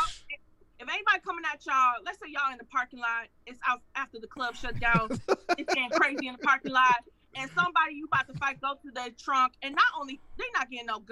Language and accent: English; Detroit, Michigan, United States; I'm from Detroit